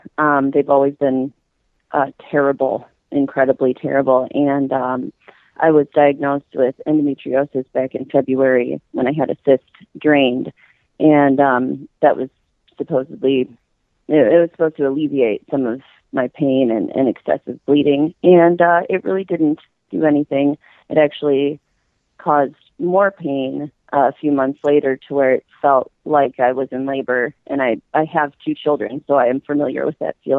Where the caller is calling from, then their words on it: Kenosha, Wisconsin, United States; I'm from Kenosha, Wisconsin.